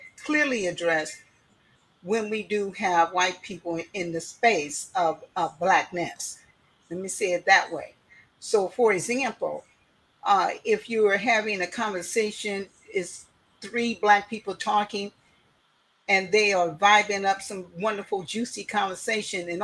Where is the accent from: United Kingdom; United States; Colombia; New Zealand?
United States; Oakland, California; now in Seattle, United States; I'm originally from Oakland, California